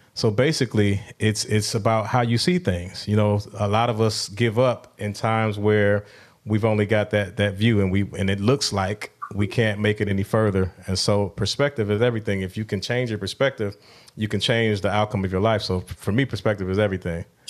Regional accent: Milwaukee, Wisconsin, United States; my hometown of Milwaukee

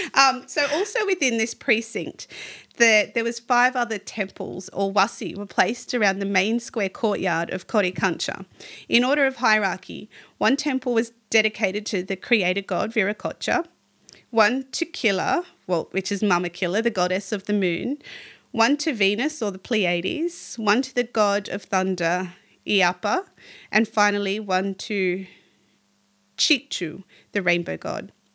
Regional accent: Australia; as an Aussie

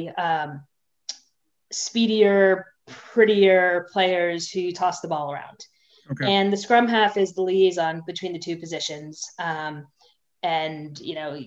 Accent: Boston, Massachusetts, United States; accent: American; also born or lived in England; I grew up in Boston, which, you know, I grew up in a suburb of Boston

